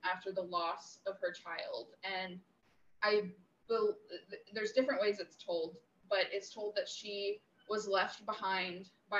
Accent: Crocker, Missouri, United States; I'm from Missouri, central southern Missouri, near Crocker, Missouri.

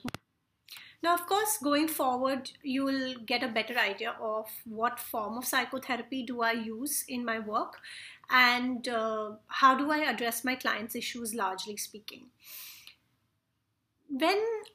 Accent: India; I come from India

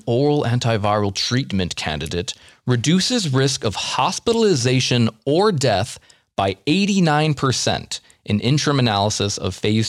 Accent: United States; we're American.

